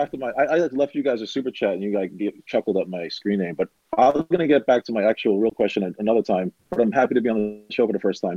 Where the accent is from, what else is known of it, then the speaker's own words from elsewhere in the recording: New York City, New York, United States; I'm from New York. I was born and raised here